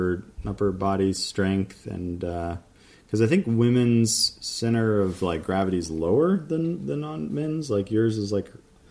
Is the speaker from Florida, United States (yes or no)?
yes; Florida, United States; But I'm from Florida